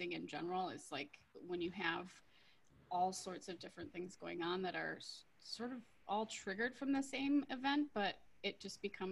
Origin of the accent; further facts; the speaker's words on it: Minnesota, United States; moved away as an adult; also born or lived in Hawaii / Europe; I grew up in Minnesota